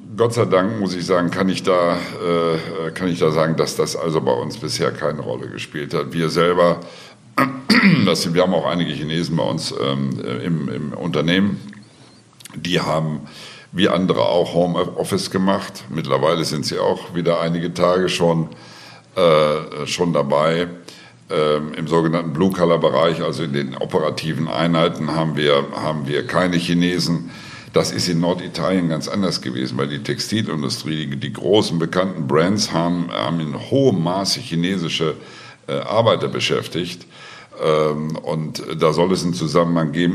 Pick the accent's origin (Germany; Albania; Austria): Austria; bei uns in Österreich